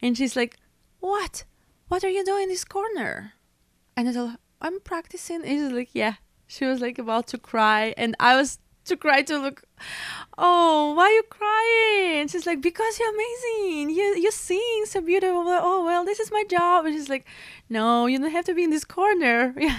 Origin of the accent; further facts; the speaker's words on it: Belarus; English is a second language; Because I'm from Europe, Belarus, and I used to work all over Europe.